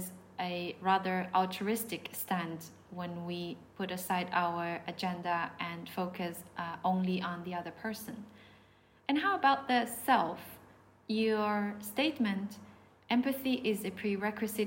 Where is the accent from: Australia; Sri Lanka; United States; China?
China; now in Portugal; I come from China